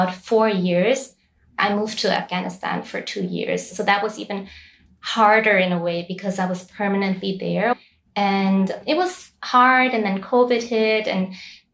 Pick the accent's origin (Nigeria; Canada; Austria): Austria; moved away as an adult; now in Lebanon; I was born and raised in Austria, but my parents are originally from Bangladesh